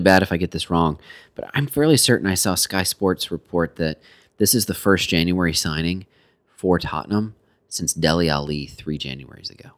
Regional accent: United States; We are so American

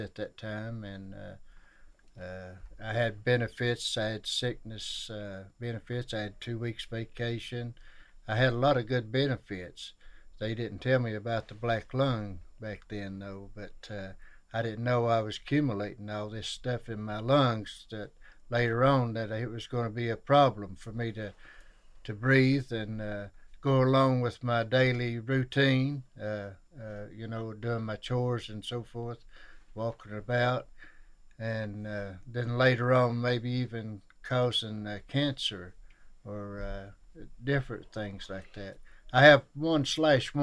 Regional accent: Shelby Gap, Kentucky, United States

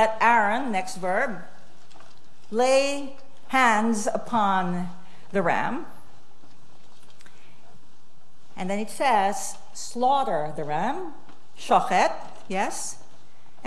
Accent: Philippines; also born or lived in Detroit, United States; So I grew up in the Philippines. I was born in Detroit.

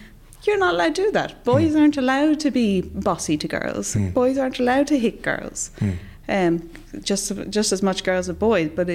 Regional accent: Ireland; moved away as an adult; now in Sweden; growing up in Ireland

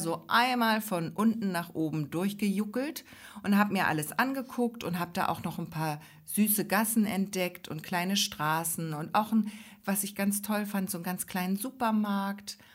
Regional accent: Ostholstein, Schleswig-Holstein, Germany; in Ostholstein, also in unserem Heimatkreis

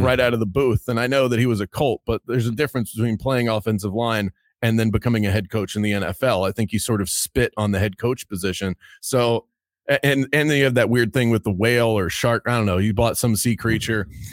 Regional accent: Baltimore, Maryland, United States; I'm from Baltimore, Maryland

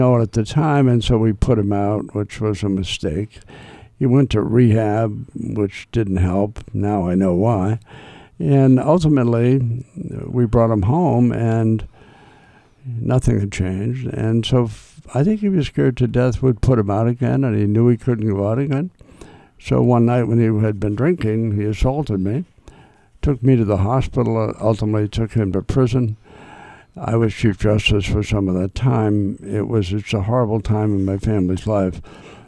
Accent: Wakefield, Massachusetts, United States; I grew up in Wakefield.

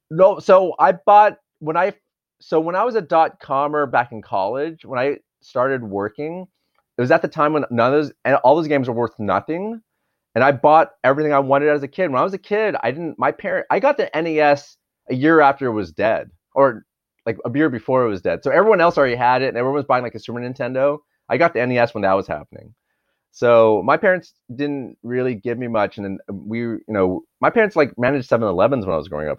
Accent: Dallas, Texas, United States; now in Los Angeles, United States; I grew up in Dallas, Texas

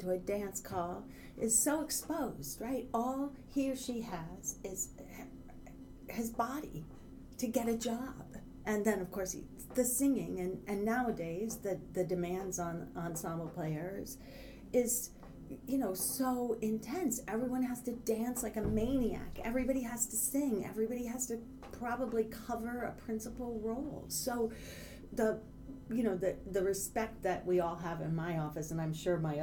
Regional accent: Southern Illinois, United States; moved away as an adult; also born or lived in Boston; now in New York, United States; I'm from Southern Illinois originally, but I've lived in New York since right after college

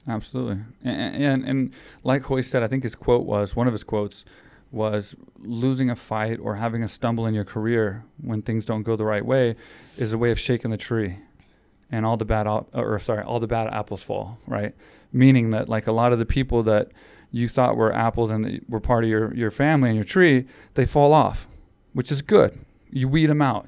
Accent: Houston, Texas, United States; that was in my hometown

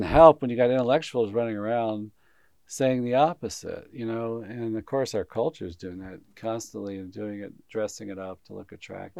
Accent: Huntsville, Alabama, United States; I grew up in Huntsville, Alabama, which is this high tech center

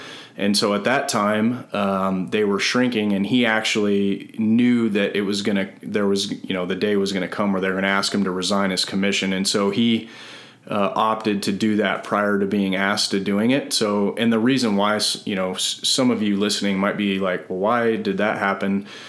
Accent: Southern and Central California, United States; also born or lived in Northridge, California / San Joaquin Valley, California / Fort Bragg, North Carolina; Born in Northridge, and then I was raised in Southern and Central California.

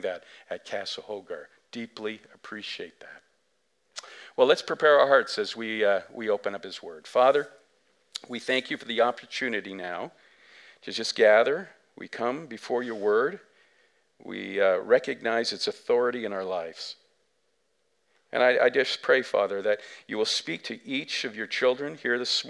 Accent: Canada; we as English Canadians

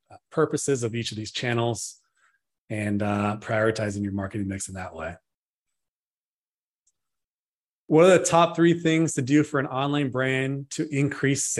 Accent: Northern California, United States; I'm from Northern California

